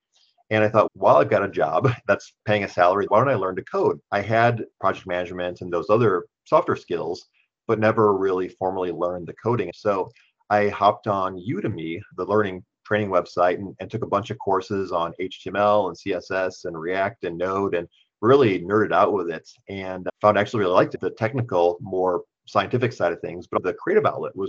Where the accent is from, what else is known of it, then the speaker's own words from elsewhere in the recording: Wisconsin, United States; moved away as an adult; now in Grand Rapids, United States; I'm from Wisconsin originally